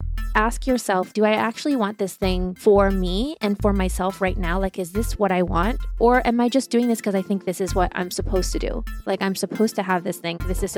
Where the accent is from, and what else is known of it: Ohio, United States; born or raised there; also born or lived in Germany; now in Los Angeles, United States